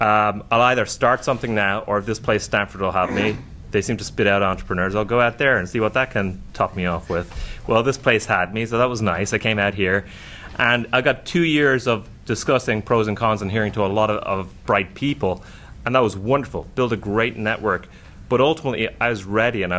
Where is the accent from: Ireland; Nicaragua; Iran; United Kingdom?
Ireland; Dublin, Leinster; moved away as an adult; also born or lived in New York; I grew up in Dublin when it was huge unemployment